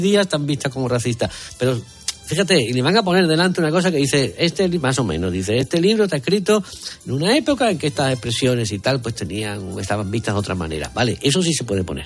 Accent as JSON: {"language": "Spanish", "town": "Seville", "region": "Andalusia", "country": "Spain", "said": "los sevillanos tenemos fama de ser especialmente ombliguistas"}